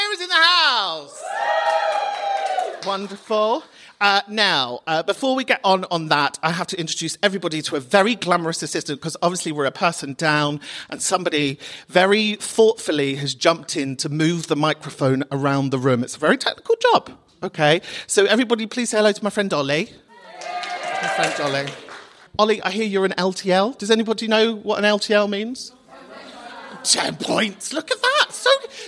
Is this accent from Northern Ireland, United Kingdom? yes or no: no; London, United Kingdom; I'm from Kentish Town